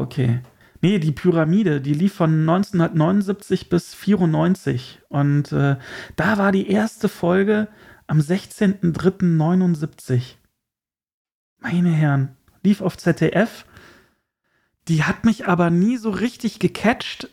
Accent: Germany; als Deutscher

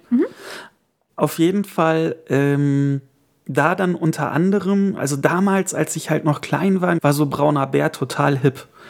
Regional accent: Erkelenz, North Rhine-Westphalia, Germany; wo ich herkomme, aus dem wunderschönen Marienviertel im Erkelenz

